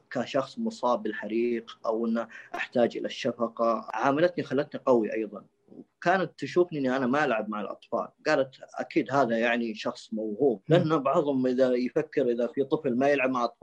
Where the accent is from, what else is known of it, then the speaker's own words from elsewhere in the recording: Saudi Arabia; وهذا يعتبر مستشفى الملك فيصل من اقوى المستشفيات عندنا في السعوديه